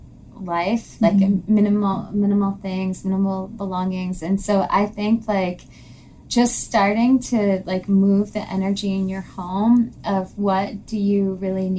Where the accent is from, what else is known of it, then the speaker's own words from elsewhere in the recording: northeastern Connecticut, United States; I was raised in northeastern Connecticut in like the middle of the woods